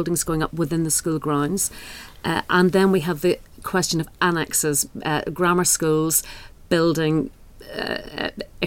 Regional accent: Northern Ireland, United Kingdom; I'm from Northern Ireland, where there's a very different system

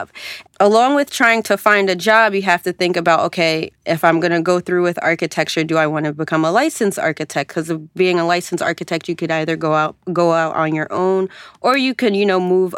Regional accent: Georgia, United States; moved away as an adult; at the time I was coming from Georgia, going to a school up north

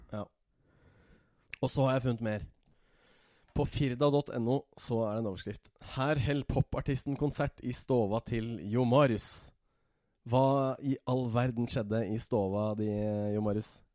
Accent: Hemsedal, Buskerud, Norway; moved away as an adult; also born or lived in Sogndal; now in Oslo, Norway; vokste opp i Hemsedal.

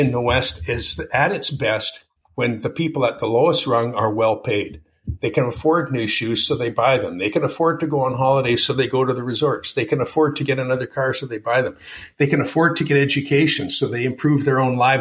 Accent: Canada; moved away; also born or lived in Malibu, California; I'm a Canadian

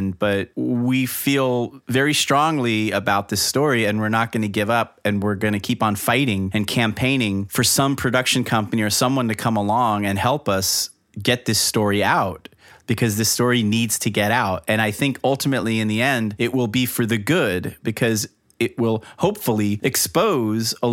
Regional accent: South Florida, United States; growing up in South Florida

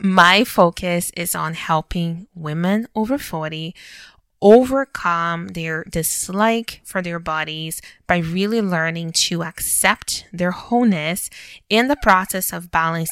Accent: Brazil; moved away as an adult; now in Canada; So I was born and raised in Brazil. And I lived there until I was 21 years old

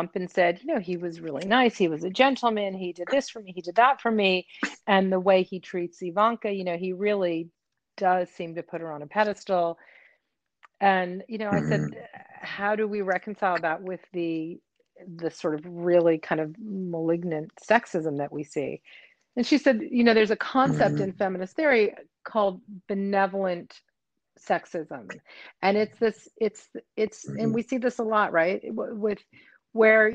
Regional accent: United States; moved away as an adult; now in Paris, France; I was born and raised in the States

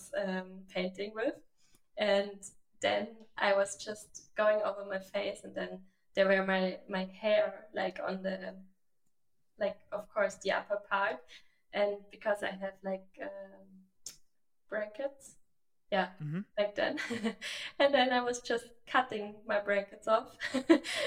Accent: Germany; moved away; I just moved back to Germany

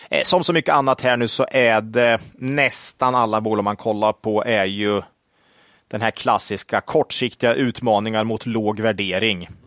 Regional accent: Sweden; Som svensk

